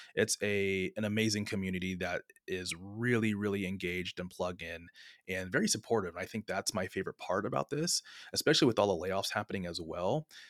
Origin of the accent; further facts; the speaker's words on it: San Francisco Bay Area, California, United States; also born or lived in Sonoma State University; born and raised in the San Francisco Bay Area